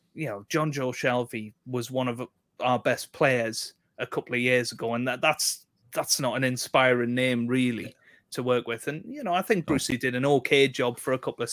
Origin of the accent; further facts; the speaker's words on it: South Shields, North East England, United Kingdom; I'm from South Shields, which is in between Newcastle and Sunderland.